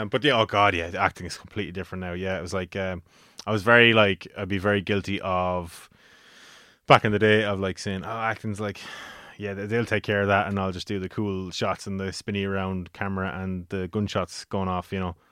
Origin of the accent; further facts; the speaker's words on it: Carlow, Leinster, Ireland; in Carlow, uh, for my hometown